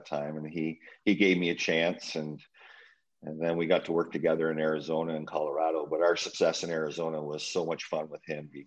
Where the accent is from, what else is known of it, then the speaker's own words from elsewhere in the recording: Owen Sound, Ontario, Canada; moved away; my hometown, Old Sound, Ontario